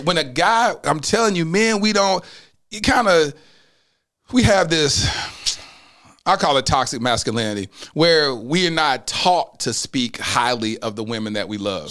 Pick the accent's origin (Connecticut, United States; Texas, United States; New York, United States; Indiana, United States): Texas, United States; Mesquite; I grew up in the Assemblies of God. Uh, First Assemblies of God in Mesquite, the only black family in the whole church